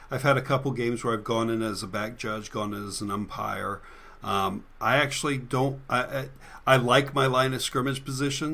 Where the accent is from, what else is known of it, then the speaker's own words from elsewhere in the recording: Florida, United States; I'm from Florida